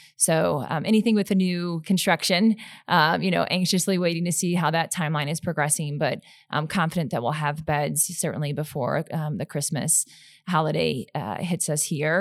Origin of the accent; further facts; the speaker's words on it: St. Louis, Missouri, United States; I grew up in the Midwest, so where I'm from, Saint Louis, Missouri